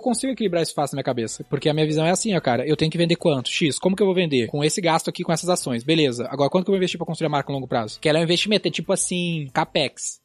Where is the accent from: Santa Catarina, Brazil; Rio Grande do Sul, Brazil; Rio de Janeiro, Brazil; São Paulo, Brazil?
Rio Grande do Sul, Brazil; Gaúcho; a gente é gaúcho